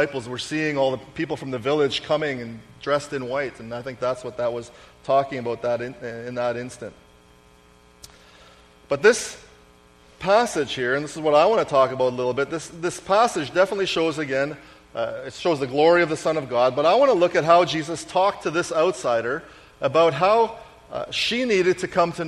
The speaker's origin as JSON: {"language": "English", "country": "Canada", "said": "I was the one Canadian"}